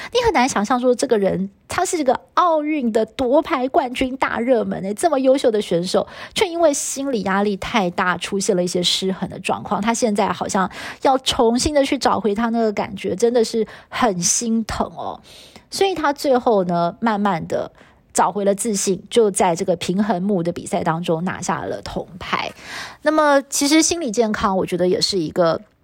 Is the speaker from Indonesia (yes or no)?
no; Taiwan; 是我们台湾的教育体制培养出来的小孩哦